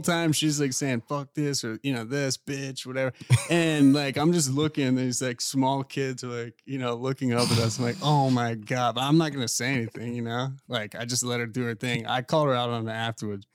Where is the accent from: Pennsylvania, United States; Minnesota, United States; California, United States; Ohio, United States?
Pennsylvania, United States; Pittsburgh; moved away; also born or lived in West Palm Beach; I'm from Pittsburgh